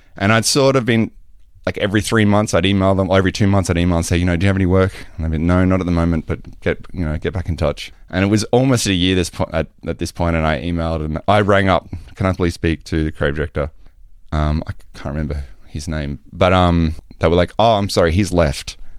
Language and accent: English; Australia; moved away; I am Australian.